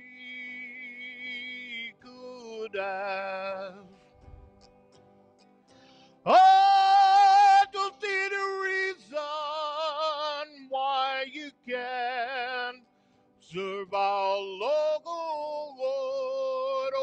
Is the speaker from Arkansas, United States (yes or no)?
yes; Arkansas, United States; I grew up in Arkansas.